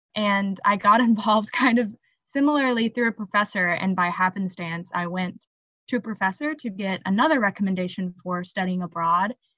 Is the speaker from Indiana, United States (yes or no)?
yes; Evansville, Indiana, United States; I'm from Evansville, Indiana, which is like the toe of the boot